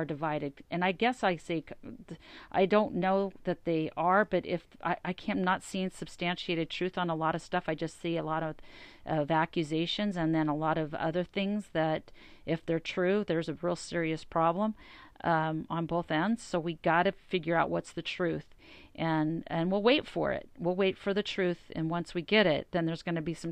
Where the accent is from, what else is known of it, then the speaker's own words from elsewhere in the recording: Las Vegas, Nevada, United States; I'm from Vegas